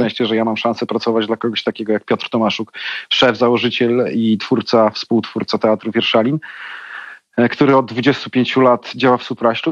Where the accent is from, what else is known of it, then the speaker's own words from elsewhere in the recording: Białystok, Podlaskie Voivodeship, Poland; now in Warsaw, Poland; ja jestem z Białego Stoku